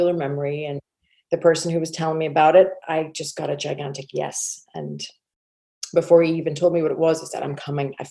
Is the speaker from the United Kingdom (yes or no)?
yes; Northern Ireland, United Kingdom; moved away as an adult; now in Texas, United States; So I grew up in Northern Ireland, spent my first 21 years there